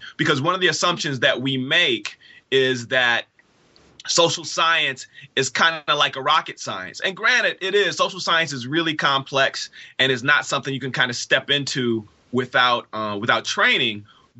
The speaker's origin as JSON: {"language": "English", "town": "Inkster", "region": "Michigan", "country": "United States", "tie": "born or raised there", "also_born_or_lived": "Detroit", "said": "So I am a native Detroiter. I was born in Detroit. I was raised in a poor working class suburb of Detroit called Inkster."}